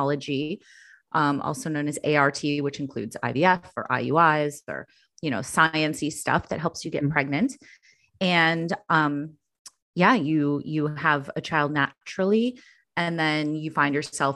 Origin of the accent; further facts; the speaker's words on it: Chicago, Illinois, United States; moved away as an adult; now in New York, United States; We had moved here from Chicago, my hometown